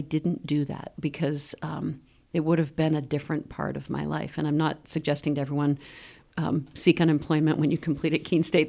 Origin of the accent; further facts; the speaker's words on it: Maine, United States; also born or lived in Washington, D.C.; now in Keene, United States; I grew up in Maine.